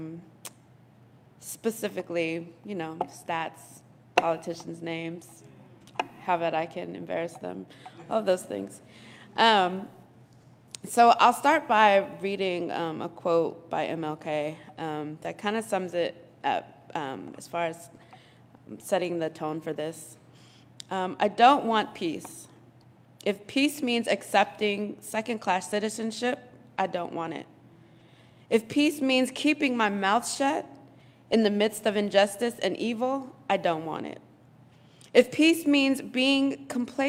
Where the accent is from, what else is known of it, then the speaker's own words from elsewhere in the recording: Colorado, United States; I was born and raised in Colorado